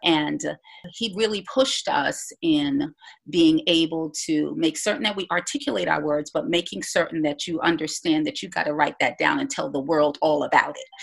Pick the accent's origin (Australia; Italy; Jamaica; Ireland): Jamaica; also born or lived in Bahamas; I was born in the Bahamas, grew up in Jamaica, know nothing about the Bahamas, but I'm so glad to, to say that I hail from Jamaica, have Jamaican parents.